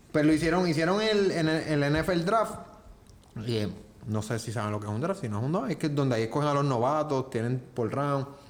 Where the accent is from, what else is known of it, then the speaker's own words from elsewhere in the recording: Juncos, Puerto Rico; yo soy de Junco.